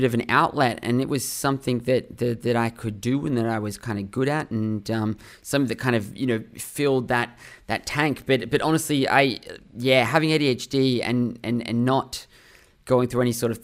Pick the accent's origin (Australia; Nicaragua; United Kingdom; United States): Australia; Sydney, New South Wales; I grew up in Sydney, Australia. That's been home my whole life, where I am right